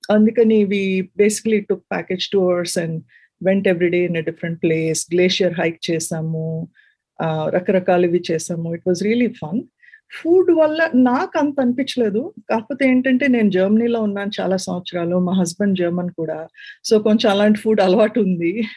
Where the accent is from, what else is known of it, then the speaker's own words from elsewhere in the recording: Visakhapatnam, Andhra Pradesh, India; moved away as an adult; also born or lived in Warangal, India / Bengaluru, India / Munich, Germany / Hamburg, Germany; now in California, United States; నేను ఒరిజినల్ గా వైజాగ్ నుంచి